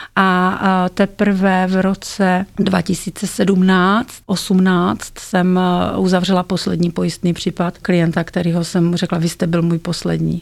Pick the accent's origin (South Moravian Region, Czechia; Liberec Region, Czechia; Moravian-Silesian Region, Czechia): South Moravian Region, Czechia; Brno; v Brně, odkud pocházím